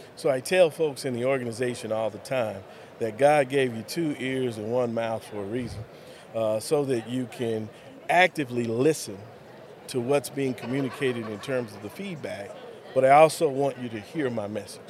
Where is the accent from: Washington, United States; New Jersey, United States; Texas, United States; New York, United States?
Texas, United States; Lubbock; also born or lived in Dallas Fort Worth area, Texas; now in Colorado City, United States; Grew up in Lubbock